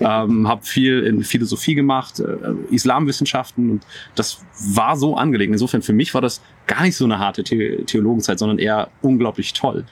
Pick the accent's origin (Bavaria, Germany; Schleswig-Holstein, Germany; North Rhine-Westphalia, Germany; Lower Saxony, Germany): Lower Saxony, Germany; Buchholz in der Nordheide; also born or lived in Berlin; now in Dorfmark, Germany; Ich komme aus Buchholz in der Nordheide